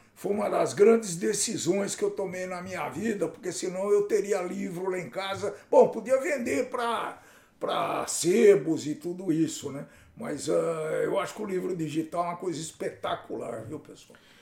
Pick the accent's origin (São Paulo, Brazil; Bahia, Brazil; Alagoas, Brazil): São Paulo, Brazil; Campinas; Eu sou de Campinas